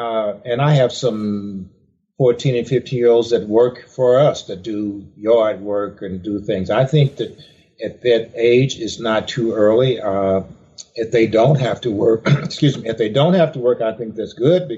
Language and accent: English; Charleston, Mississippi, United States; Well, I was born in Mississippi, small town in Charleston, Mississippi.